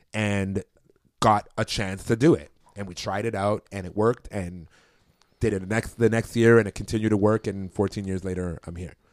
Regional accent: Toronto, Ontario, Canada; I'm from Toronto

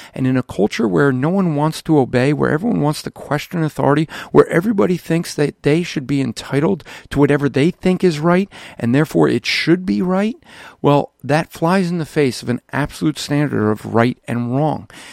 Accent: United States; us as American Christians

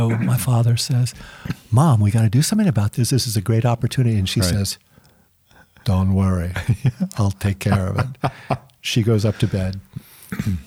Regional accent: St. Helena, California, United States; I grew up in St. Helena

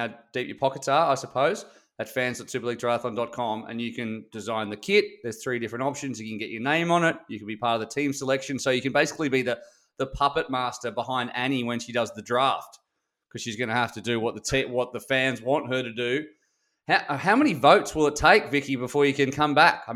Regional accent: Australia; I'm Australian

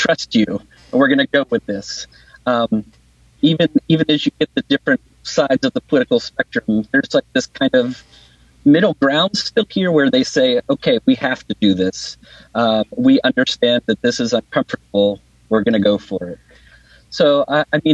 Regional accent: Pennsylvania, United States; now in Wellington, New Zealand; my home state of Pennsylvania

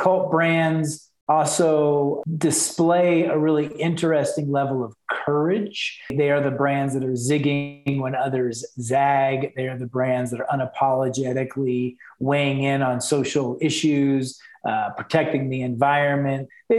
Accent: Texas, United States; now in Salt Lake City, United States; So I came back to the States. I'm a Texan. I'm actually a mutt. I've lived in 9 states and 2 countries now.

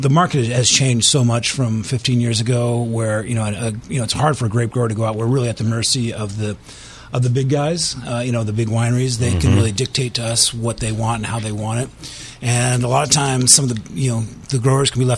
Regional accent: Sonoma, California, United States; growing up in Sonoma, I love the diversity of Sonoma County

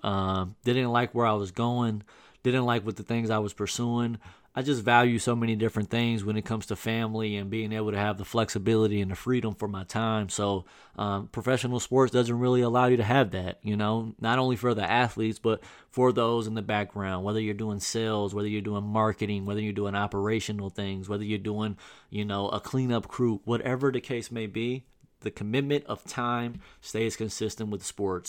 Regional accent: Southern Illinois, United States; moved away as an adult; in my hometown in Southern Illinois

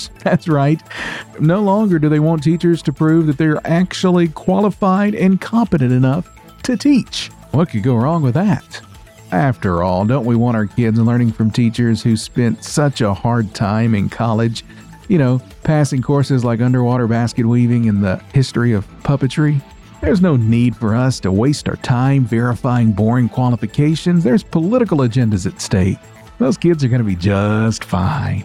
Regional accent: Tennessee, United States; I am from Tennessee

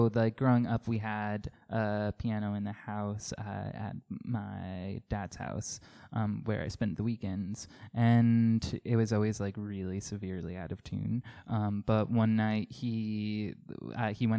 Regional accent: Coram, New York, United States; now in Farmingville, United States; I grew up on Long Island in, like, Coram.

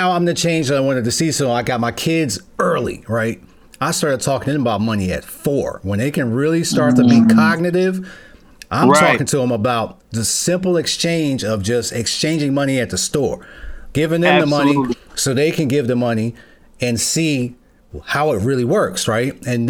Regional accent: New York, United States; moved away; I'm originally from New York, and I've bounced okay. around. My dad was in the military, so I've been various different states, and I'm in Ohio right now.

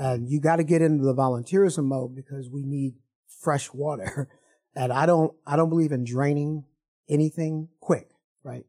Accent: Evanston, Illinois, United States; I'm from Evanston, Illinois.

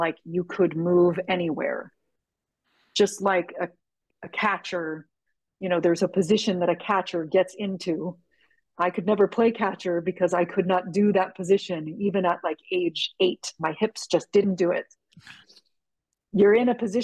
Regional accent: San Francisco, California, United States; I'm from San Francisco

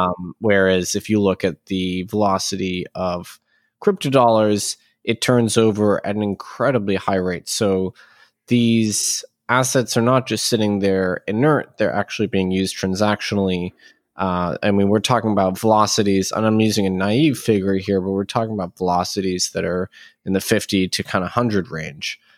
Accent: United States; as an American

